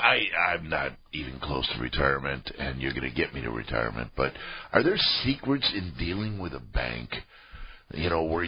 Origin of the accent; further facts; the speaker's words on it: Milwaukee, Wisconsin, United States; moved away as an adult; now in San Francisco, United States; I'm from Milwaukee